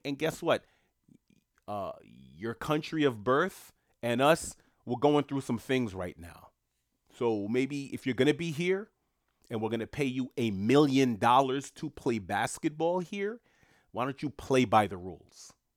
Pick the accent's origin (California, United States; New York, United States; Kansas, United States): New York, United States; New York City; moved away; New York City's a mess right now, my hometown